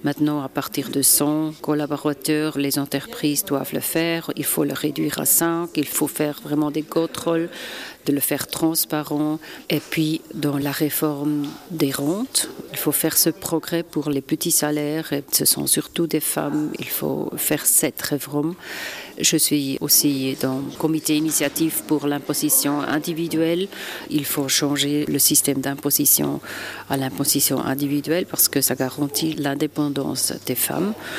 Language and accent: French; Basel, Basel-Stadt, Switzerland; je viens d'une région transfrontalière. Nous vivons vraiment à travers des frontières avec l'Allemagne et la France